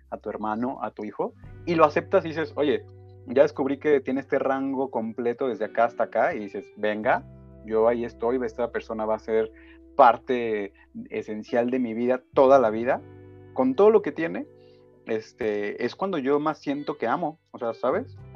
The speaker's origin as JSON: {"language": "Spanish", "region": "Michoacán", "country": "Mexico", "said": "No, somos michoacanos, afortunadamente."}